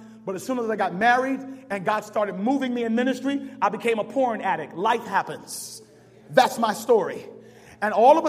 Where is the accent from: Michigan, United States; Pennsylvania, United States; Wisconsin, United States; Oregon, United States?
Michigan, United States; Berrien Springs; born there; I'm 36 years old. I'm born to a preacher and a lawyer. I was born in Berrien Springs, Michigan, when my dad was at the seminary.